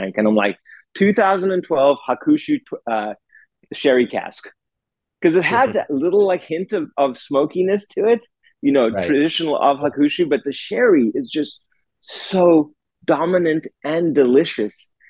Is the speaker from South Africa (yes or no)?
yes; South Africa; moved away; growing up in South Africa